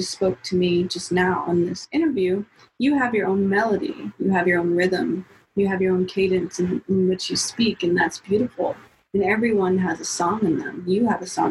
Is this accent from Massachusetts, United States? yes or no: no; Seattle, Washington, United States; I'm from Seattle.